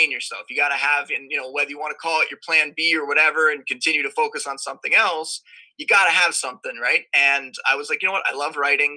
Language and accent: English; Niagara Falls, Ontario, Canada; also born or lived in Toronto; I'm from Canada, born and raised in Niagara Falls.